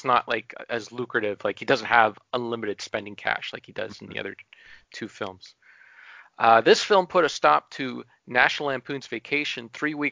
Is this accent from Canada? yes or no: yes; Sudbury, Ontario, Canada; my hometown of Sudbury